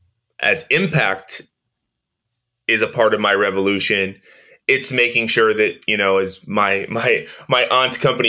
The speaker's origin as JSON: {"language": "English", "town": "Oakland", "region": "California", "country": "United States", "tie": "born or raised there", "said": "growing up in East Oakland, growing up in the inner city"}